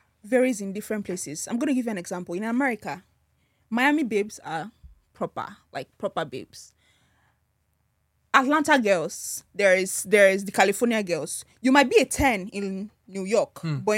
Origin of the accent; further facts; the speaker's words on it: Nigeria; I'm a Nigerian to the core